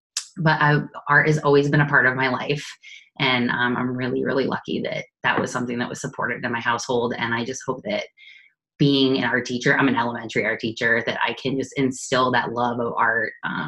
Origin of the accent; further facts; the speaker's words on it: New Hampshire, United States; also born or lived in Bergen County, New Jersey; I am a New Hampshire native. I was born in New Jersey, but raised here. And I am currently an art teacher in Nashua, New Hampshire